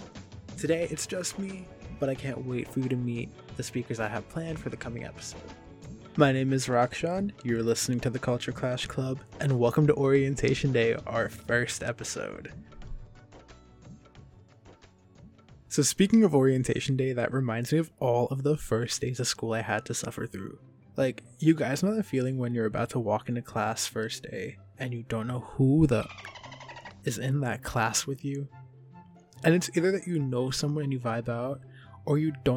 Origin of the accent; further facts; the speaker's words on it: New Jersey, United States; Living in America as an Indian person, being raised Indian in America